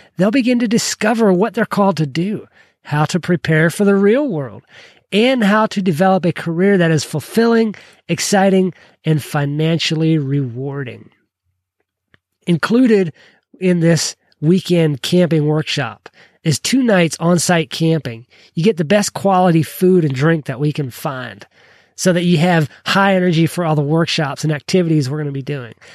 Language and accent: English; Kentucky, United States; I'm from Kentucky